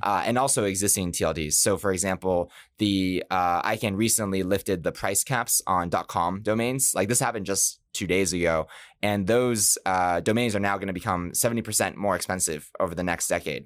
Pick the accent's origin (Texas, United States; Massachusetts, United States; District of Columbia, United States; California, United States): Massachusetts, United States; Boston; moved away; I'm from Boston